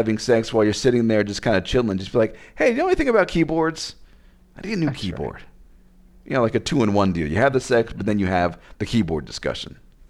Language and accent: English; Las Vegas, Nevada, United States; Hey, I'm from Vegas.